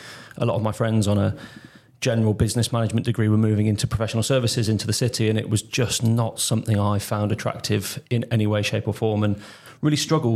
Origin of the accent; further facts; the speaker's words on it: Warwick, West Midlands, United Kingdom; also born or lived in Leamington; I grew up in Warwick and Leamington, in sort of a stone's throw from Warwick Castle